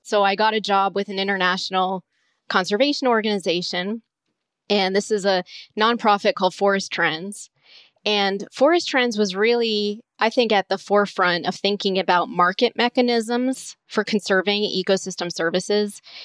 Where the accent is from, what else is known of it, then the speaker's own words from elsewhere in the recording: Southwest Florida, United States; I grew up in Southwest Florida